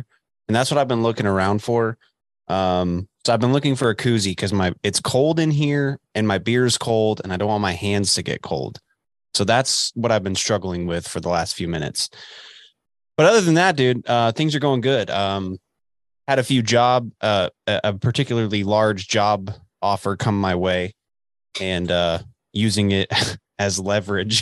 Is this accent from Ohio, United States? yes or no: no; Dallas, Texas, United States; I grew up in the Dallas